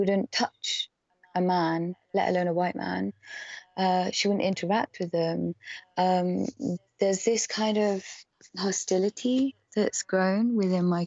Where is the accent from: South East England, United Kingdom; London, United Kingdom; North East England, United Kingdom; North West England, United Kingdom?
South East England, United Kingdom; Oxford; I was born and raised in Oxford